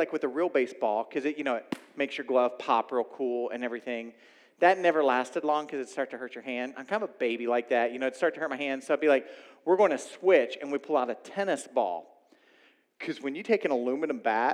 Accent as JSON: {"language": "English", "region": "Oklahoma", "country": "United States", "tie": "born or raised there", "moved": "yes", "said": "I grew up in Oklahoma."}